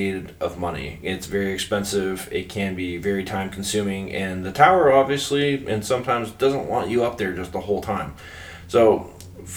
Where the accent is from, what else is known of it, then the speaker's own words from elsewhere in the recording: South Florida, United States; now in New Hampshire, United States; I grew up in South Florida